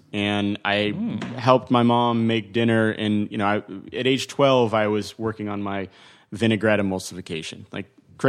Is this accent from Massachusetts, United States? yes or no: no; Northern California, United States; I grew up in Northern California.